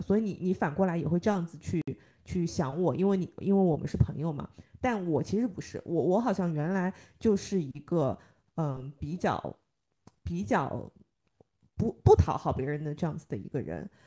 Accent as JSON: {"language": "Chinese", "country": "China", "said": "我们中国人经常会想到的都是先苦后甜"}